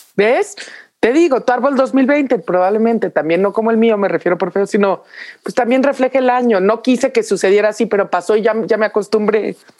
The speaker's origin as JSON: {"language": "Spanish", "country": "Mexico", "said": "Nosotros somos de Navidades, todos los mexicanos"}